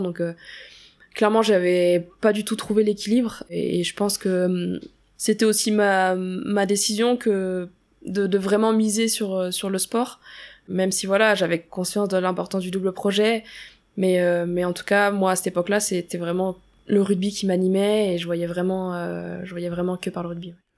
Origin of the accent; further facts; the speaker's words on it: Auray, Brittany, France; moved away as an adult; also born or lived in Rennes; J'ai grandi, je suis née là-bas, j'ai fait ma scolarité aussi jusqu'à mes 18 ans.